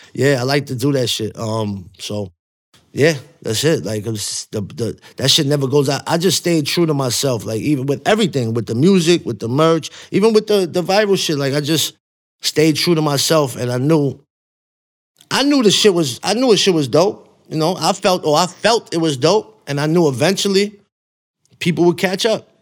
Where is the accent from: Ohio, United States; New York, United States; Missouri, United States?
New York, United States; New York City; when I'm from Coney Island, how we grew up, I grew up right before the, the MySpace internet era.